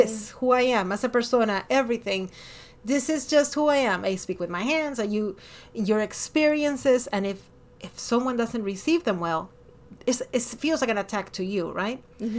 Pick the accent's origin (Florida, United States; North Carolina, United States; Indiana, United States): Florida, United States; Miami; born there; also born or lived in Ecuador; I was born in Miami, but I lived in Ecuador for over a decade. And when I came here, I was like, you're not Hispanic enough, and you're not American enough.